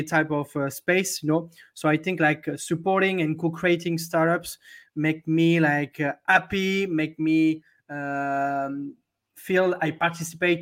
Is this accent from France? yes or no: yes; Hossegor, Nouvelle-Aquitaine, France; also born or lived in London; now in Paris, France; I'm from a little town in the southwest of France. The name of the town is Osegor